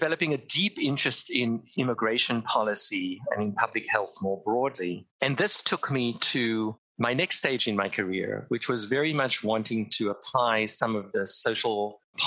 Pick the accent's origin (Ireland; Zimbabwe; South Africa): South Africa; Cape Town, Western Cape; moved away; I grew up in Cape Town, South Africa at the height of the apartheid regime